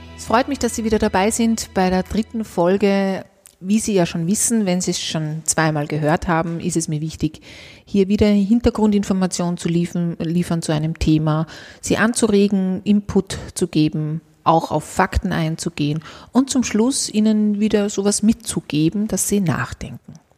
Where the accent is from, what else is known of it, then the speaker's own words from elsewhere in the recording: Austria; bei uns in Österreich